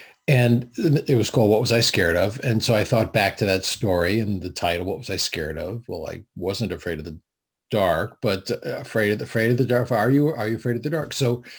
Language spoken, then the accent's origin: English; Connecticut, United States; In Connecticut.